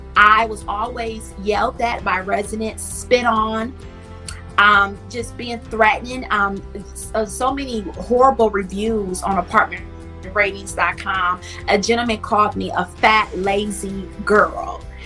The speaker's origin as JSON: {"language": "English", "town": "Milwaukee", "region": "Wisconsin", "country": "United States", "tie": "born or raised there", "said": "I grew up in Milwaukee, Wisconsin"}